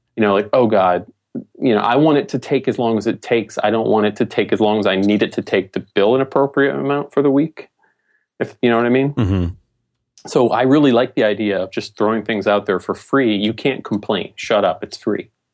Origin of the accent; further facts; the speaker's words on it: New England, United States; I'm from New England